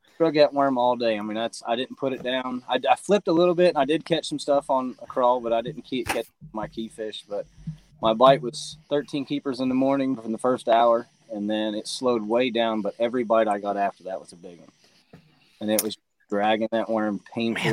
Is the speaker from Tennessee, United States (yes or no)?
yes; Tennessee, United States; I'm from Tennessee